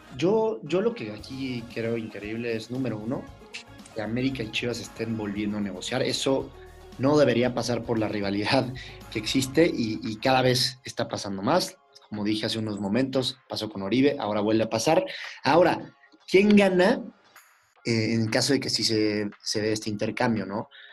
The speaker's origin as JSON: {"language": "Spanish", "country": "Mexico", "said": "como mexicanos"}